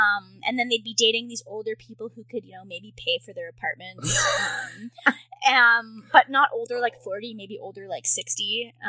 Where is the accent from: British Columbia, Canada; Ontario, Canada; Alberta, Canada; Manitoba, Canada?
British Columbia, Canada; Victoria; moved away as an adult; So I've only been here for like 5 months. So I don't know if I could really give a good judge on that. But so I'm from Victoria in Canada, which is I would call it like the Portland of Canada almost. It's near Vancouver, so it's on the west coast